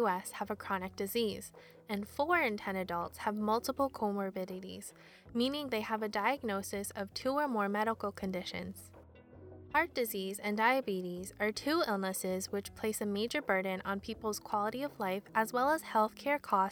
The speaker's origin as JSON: {"language": "English", "country": "United States", "tie": "born or raised there", "said": "I was born in the US and I grew up in a neighborhood with predominantly white residents"}